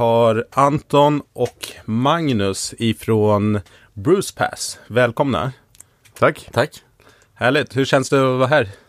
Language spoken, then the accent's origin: Swedish; Stockholm, Stockholm County, Sweden; jag kommer från Stockholm.